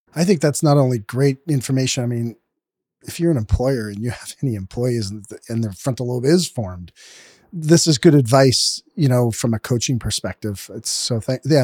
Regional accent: Canada; we're from Canada

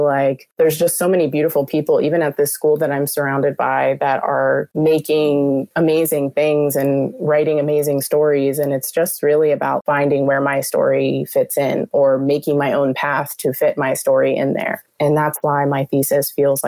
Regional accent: Pittsburgh, Pennsylvania, United States; moved away as an adult; now in New York, United States; I'm from Pittsburgh

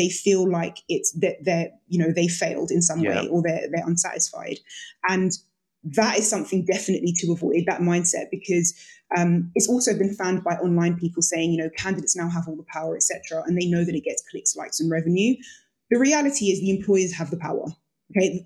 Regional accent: Jamaica; I'm Jamaican.

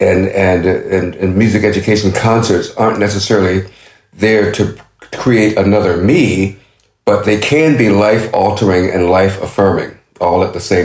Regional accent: Norfolk, Virginia, United States; I was a young kid living in a housing project in Norfolk, Virginia, my hometown

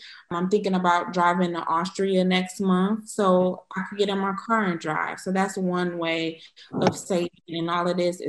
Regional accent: Cleveland, Ohio, United States; moved away as an adult; also born or lived in Michigan / Washington, D.C.; now in Stuttgart, Germany; I'm originally from Cleveland, Ohio.

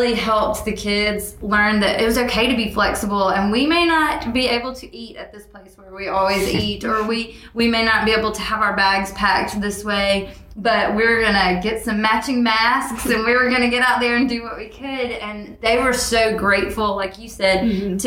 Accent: Alabama, United States; moved away; I'm from Alabama and honestly had never even seen lacrosse be played when I came to Darlington

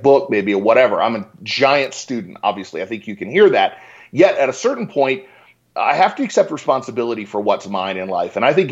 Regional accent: Richmond, Virginia, United States; moved away as an adult; also born or lived in Boulder, Colorado; now in Denver, United States; I grew up in Richmond, Virginia

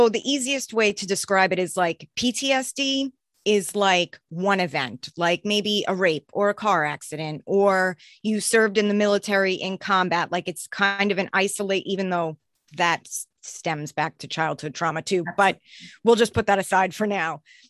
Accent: New York, United States; now in Boston, United States; I'm originally from New York, but then my family moved here.

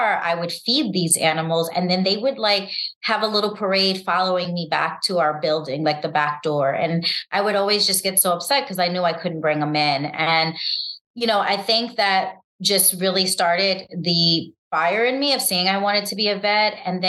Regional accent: New York City, New York, United States; because I grew up in New York City and, you know, winters can be harsh

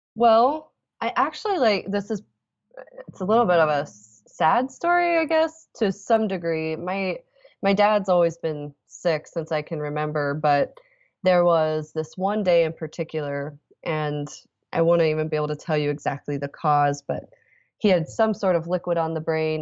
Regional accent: Indianapolis, Indiana, United States; I'm from Indianapolis

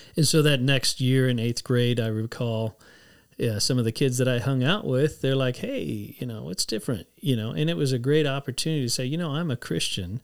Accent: San Antonio, Texas, United States; I grew up in San Antonio

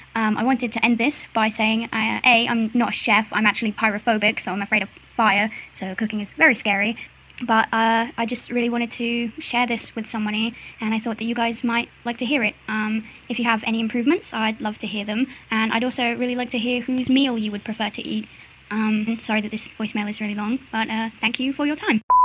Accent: United Kingdom; I'm British

